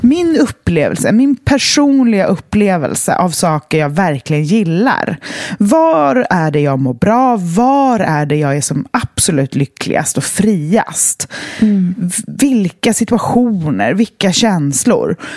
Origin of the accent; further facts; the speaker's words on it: west coast of Sweden, Sweden; moved away; Och väst, tillbaka till där jag kommer ifrån